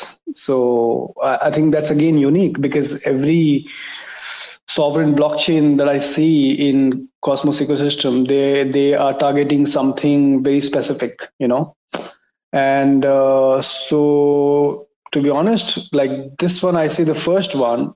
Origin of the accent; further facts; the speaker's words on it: India; I'm from India